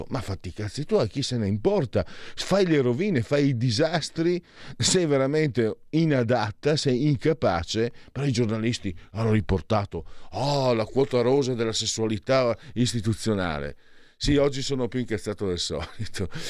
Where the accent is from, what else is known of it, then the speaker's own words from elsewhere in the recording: France; Italian is a second language; Eh, io, io, sono francese, ma certe volte sono peggio loro, devo dire la verità, o siamo peggio noi, siamo considerato francese.